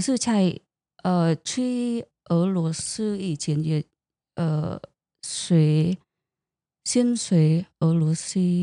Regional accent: Vietnam; Chinese is a second language; moved away as an adult; now in Taiwan; 我在越南出生对。跟长大

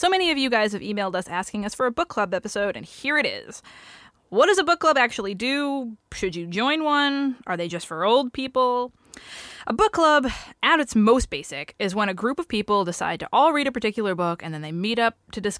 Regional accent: New England, United States; I'm from New England.

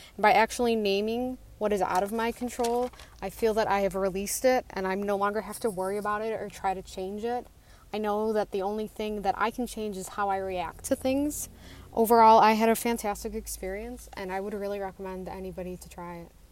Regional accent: Western New York, United States; I'm from Western New York

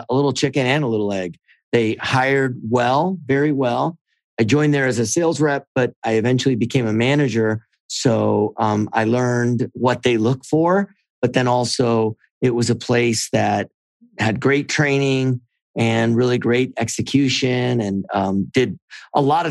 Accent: Miami, Florida, United States; moved away as an adult; also born or lived in Alabama; I grew up in Miami, went to college in Miami, and then in Alabama before stumbling into tech

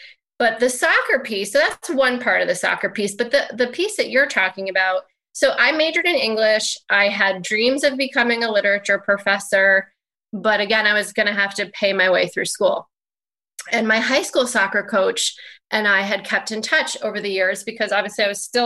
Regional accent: Danbury, Connecticut, United States; I went to Western Connecticut State University in my hometown in Connecticut

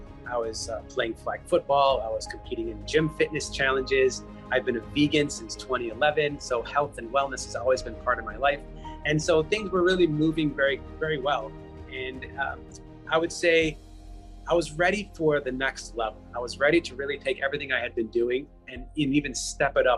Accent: Chicago, Illinois, United States; moved away as an adult; also born or lived in Palm Springs, California / Indiana; now in Los Angeles, United States; I'm currently a resident of Los Angeles, California, born and raised in Chicago

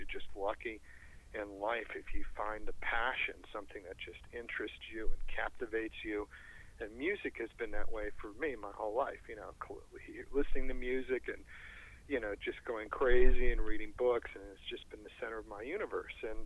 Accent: Rockville, Maryland, United States; my hometown of Rockville, Maryland

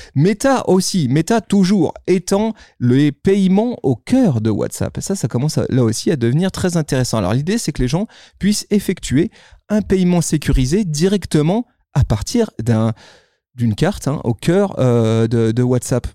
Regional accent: France; chez nous en France

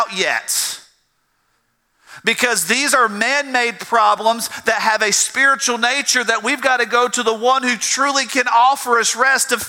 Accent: the South, United States; I'm from the South

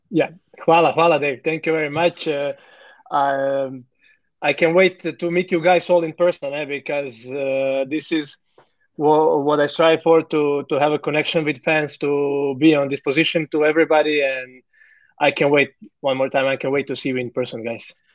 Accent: Zagreb, City of Zagreb, Croatia; moved away as an adult; now in Melbourne, Australia; born and raised in Zagreb, Croatia

